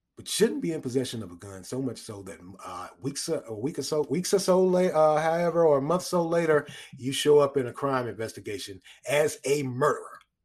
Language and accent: English; United States; We're American citizens.